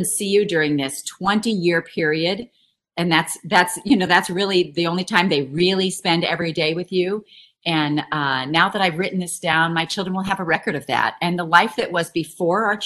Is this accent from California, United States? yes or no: yes; San Luis Obispo, California, United States; moved away as an adult; also born or lived in Salinas Valley, California; now in Hamilton, Missouri, United States; I was born in San Luis Obispo